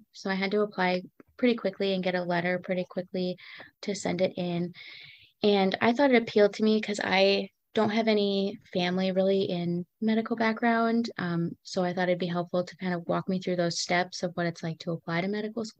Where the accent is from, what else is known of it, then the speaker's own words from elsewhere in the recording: Minnesota, United States; also born or lived in Wyoming; now in Medford, United States; I'm from Minnesota. I was born in Minnesota. And then in 2012, my family moved to Wyoming, where we lived for 8 years. And then in 2020, we moved back to the Midwest, here in Wisconsin, to Medford.